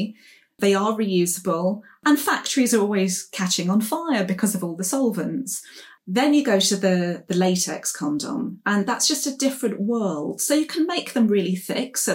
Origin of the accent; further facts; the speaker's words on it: London, United Kingdom; So I'm a Clerkenwell girl myself. I'm from Clerkenwell